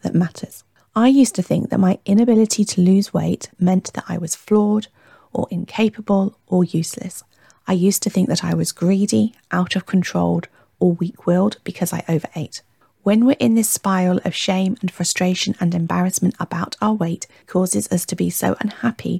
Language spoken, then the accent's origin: English; Warwickshire, West Midlands, United Kingdom; born or raised there; also born or lived in Hertfordshire